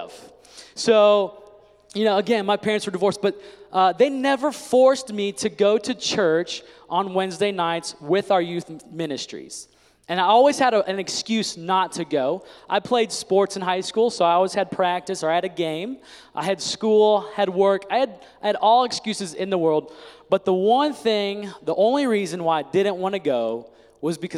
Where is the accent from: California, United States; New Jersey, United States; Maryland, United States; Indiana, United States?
Indiana, United States; I grew up in Indiana